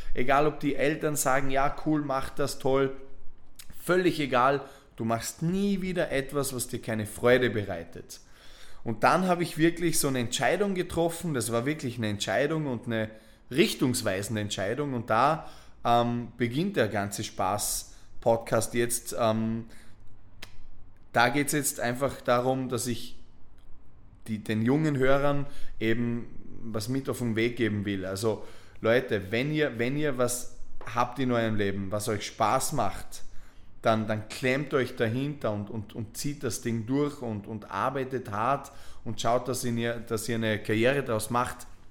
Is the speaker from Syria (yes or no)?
no; Vorarlberg, Austria; moved away as an adult; weg aus Vorarlberg, weg aus, diesem, aus dieser Stadt, in der du aufgewachsen bist